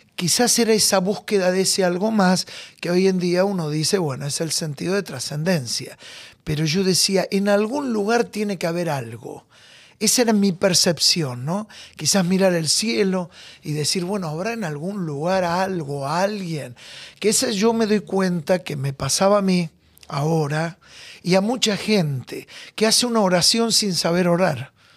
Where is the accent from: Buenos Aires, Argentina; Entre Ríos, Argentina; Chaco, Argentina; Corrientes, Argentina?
Buenos Aires, Argentina; Yo nací en Magallanes, a dos cuadras de Caminito. Ahí bien, bien el corazón de la boca